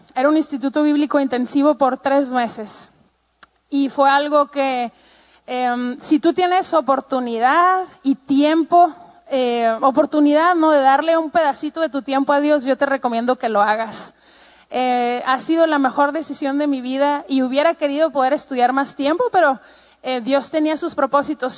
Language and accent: Spanish; Ciudad Juárez, Chihuahua, Mexico; Yo pues soy mexicana, em, tengo treinta y tantos años y eh, crecí toda mi vida en la frontera con Estados Unidos en un lugar que se llama Juárez, Chihuahua.